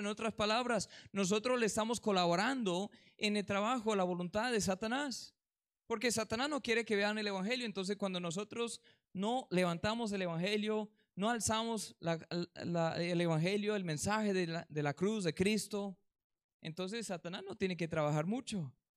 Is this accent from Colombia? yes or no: yes; Colombia; aquí en Colombia